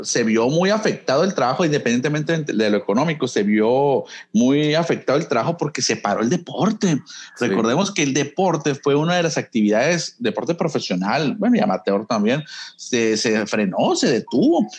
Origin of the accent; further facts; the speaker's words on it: Nogales, Sonora, Mexico; now in Hermosillo, Mexico; yo nací en Hermosillo, pero crecí en Nogales, desde los ocho años me fui a vivir para allá